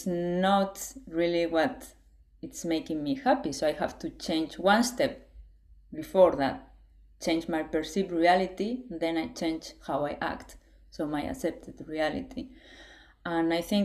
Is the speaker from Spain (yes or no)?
yes; Spain; I was raised in Spain, and it's like conservative country in a way